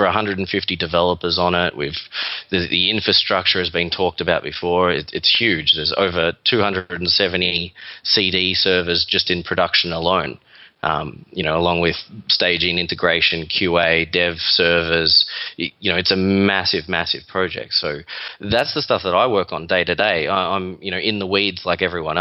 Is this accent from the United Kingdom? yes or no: no; Melbourne, Victoria, Australia; accent: Australian; moved away as an adult; now in New York, United States; This is an Australian accent. Originally from Melbourne, Australia, and moved over here just over 4 years ago.